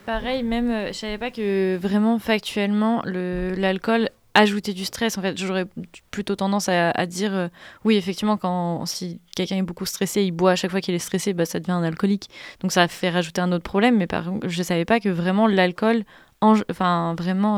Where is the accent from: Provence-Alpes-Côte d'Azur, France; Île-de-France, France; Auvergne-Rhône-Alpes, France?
Auvergne-Rhône-Alpes, France; Grenoble; je viens de Grenoble